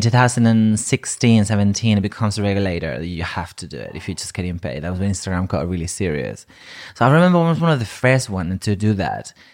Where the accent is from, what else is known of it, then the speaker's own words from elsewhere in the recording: Ibiza, Balearic Islands, Spain; English is a second language; moved away as an adult; also born or lived in Madrid; now in United Kingdom; I'm from, originally from Madrid, but I grew up in Ibiza